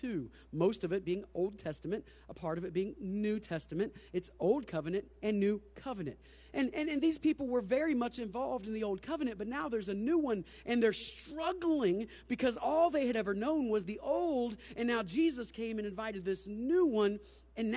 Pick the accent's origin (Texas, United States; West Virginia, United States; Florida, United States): Florida, United States; Plant City; when I was a Plant City kid growing up, Buddy Freddy's was like the place to go